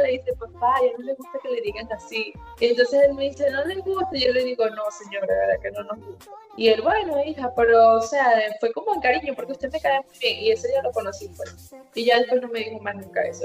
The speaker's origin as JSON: {"language": "Spanish", "country": "Venezuela", "moved": "as an adult", "lives_now": "Medellín, Colombia", "said": "tú eres venezolano igual que yo"}